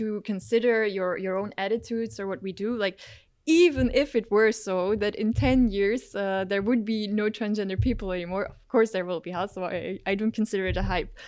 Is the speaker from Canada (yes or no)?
no; Belgium; now in Maastricht, Netherlands; I grew up in Belgium